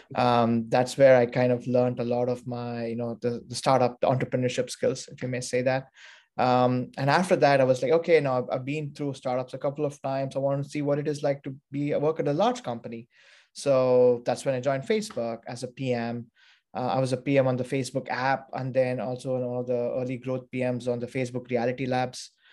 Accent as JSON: {"language": "English", "town": "Bangalore", "region": "Karnataka", "country": "India", "tie": "born or raised there", "also_born_or_lived": "Pittsburgh / New York / London", "moved": "as an adult", "lives_now": "San Francisco, United States", "said": "I was born and brought up in India, um, in Bangalore"}